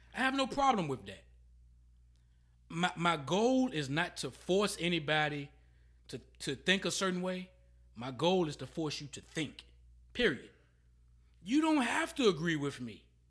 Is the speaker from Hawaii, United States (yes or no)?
no; Emporia, Virginia, United States; I'm from Emporia, Virginia